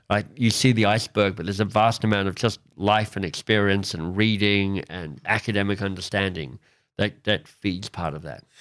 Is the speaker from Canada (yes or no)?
yes; Canada; as a Canadian